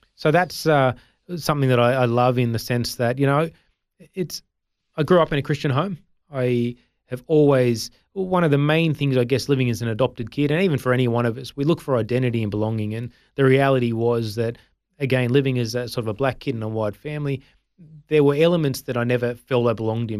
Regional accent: Sydney, New South Wales, Australia; also born or lived in India; I grew up in the Sutherland Shire, which is in Sydney

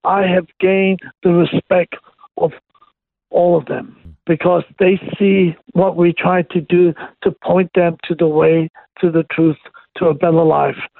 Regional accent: Hong Kong; I was born and raised in Hong Kong.

